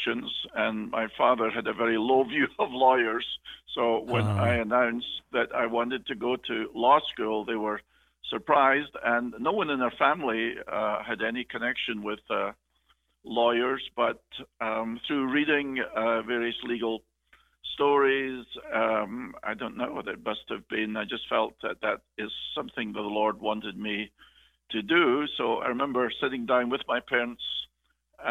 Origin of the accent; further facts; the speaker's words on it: Scotland, United Kingdom; now in Charlotte, United States; As may be obvious by my accent, I'm Scottish. I was born in Scotland, lived there, raised